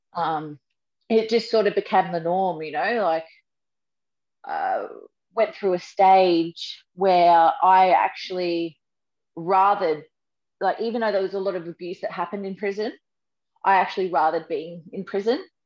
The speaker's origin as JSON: {"language": "English", "area": "Sunshine Coast", "region": "Queensland", "country": "Australia", "tie": "born or raised there", "said": "I grew up on the Sunshine Coast."}